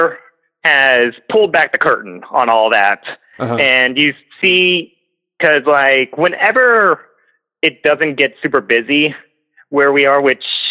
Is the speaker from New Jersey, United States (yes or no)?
no; South Carolina, United States; I'm from South Carolina